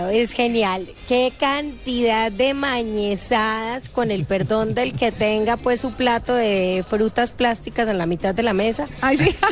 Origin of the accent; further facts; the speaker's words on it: Antioquia, Colombia; porque esos somos también los antioqueños.